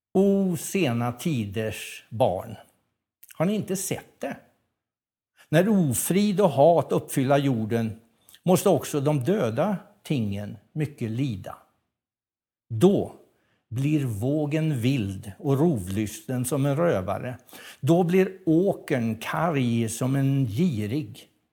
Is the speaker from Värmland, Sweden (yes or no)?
yes; Värmland, Sweden; som värmlänning